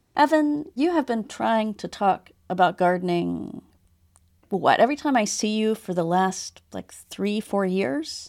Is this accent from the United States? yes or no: yes; North Carolina, United States; now in Houston, United States; I I grew up in North Carolina